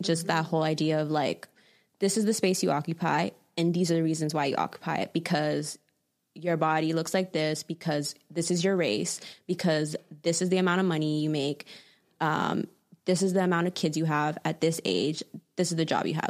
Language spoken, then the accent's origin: English; Toronto, Ontario, Canada; growing up in Toronto